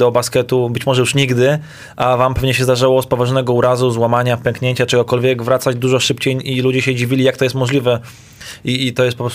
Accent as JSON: {"language": "Polish", "country": "Serbia", "said": "U nas w Serbii"}